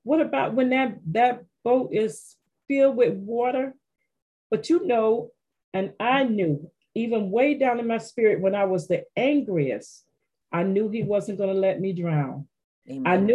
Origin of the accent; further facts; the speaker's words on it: Penney Farms, Florida, United States; I was from Florida.